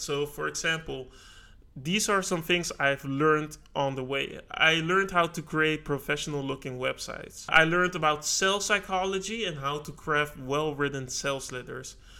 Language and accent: English; Netherlands; I was born in the Netherlands